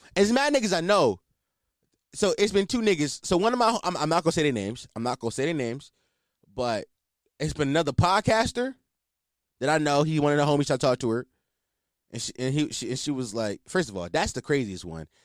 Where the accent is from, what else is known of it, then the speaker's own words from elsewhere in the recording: Philadelphia, Pennsylvania, United States; I'm a Philadelphian, born and raised